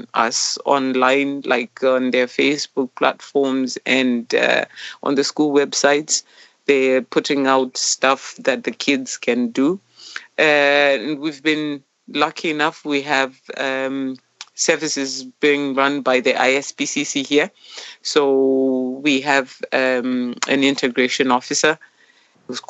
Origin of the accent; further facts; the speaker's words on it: Zimbabwe; moved away as an adult; now in Mosney, Ireland; I'm from Zimbabwe originally. I've been here since 2018, August.